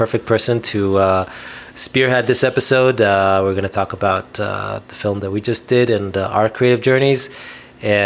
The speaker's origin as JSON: {"language": "English", "country": "Israel", "tie": "born or raised there", "said": "I'm from Israel and I grew up in Israel"}